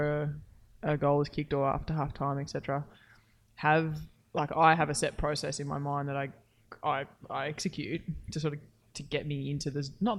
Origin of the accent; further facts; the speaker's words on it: Queensland, Australia; growing up in Queensland